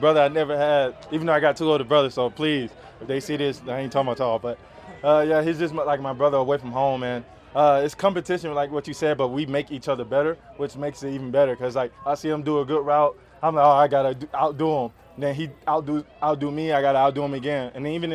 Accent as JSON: {"language": "English", "town": "Atlanta", "region": "Georgia", "country": "United States", "tie": "born or raised there", "moved": "yes", "said": "I grew up in Atlanta"}